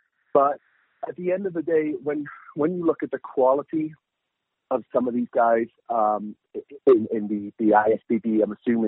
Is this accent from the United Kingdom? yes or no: yes; United Kingdom; moved away as an adult; now in United States; But the funny thing is that every time that I go home back to the UK, I go home